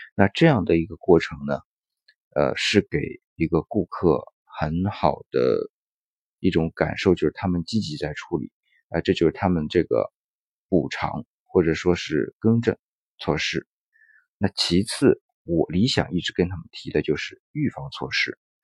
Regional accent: China; 我们是中国人

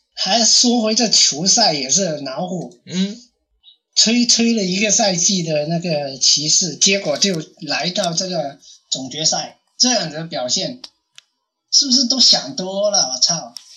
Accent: China; 我们大陆这边普通话或者广， 广东话

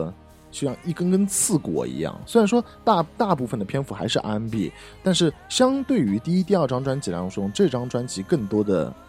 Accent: Shanghai, China; 因为我上海人嘛

